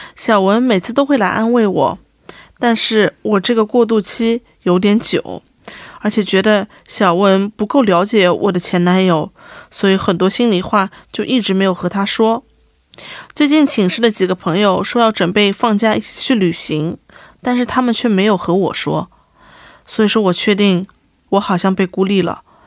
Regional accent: Shanghai, China; moved away as an adult; also born or lived in United States; now in South Korea; 我们上海人就说他门槛很精

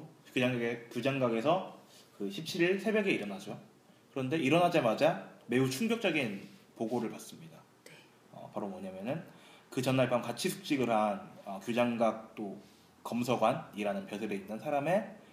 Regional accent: Andong, North Gyeongsang, South Korea; 고향은 경상북도 안동입니다

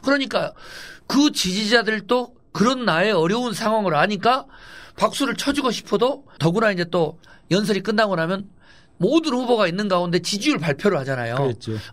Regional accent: Honam, South Korea; 또 제가 유일한 호남 출신 민주당 후보니까

